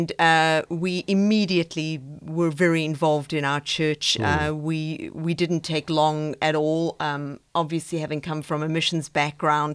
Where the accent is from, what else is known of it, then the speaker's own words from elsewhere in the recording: South Africa; moved away as an adult; now in Austin, United States; I'm originally from South Africa, and I grew up on a farm in Africa.